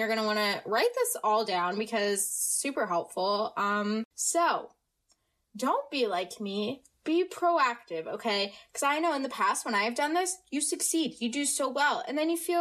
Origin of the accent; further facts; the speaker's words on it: United States; accent: American; I have no accent and that I sound very American, which I am American.